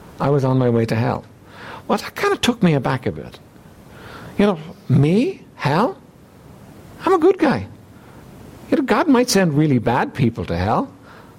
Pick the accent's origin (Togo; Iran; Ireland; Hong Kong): Ireland; Dublin, Leinster; I was raised here in Dublin